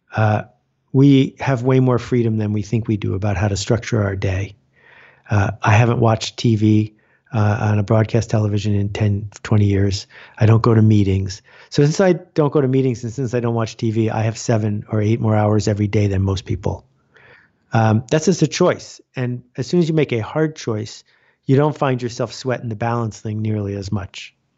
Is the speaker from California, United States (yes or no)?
no; Buffalo, New York, United States; I grew up in Buffalo, New York, which is known around the world for snow.